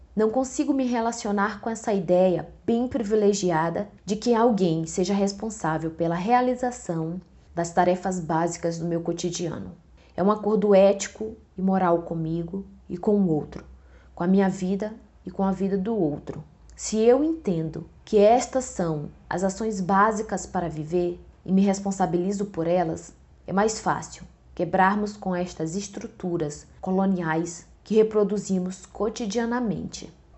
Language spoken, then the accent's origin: Portuguese; Northeast Region, Brazil; de onde eu venho, o Nordeste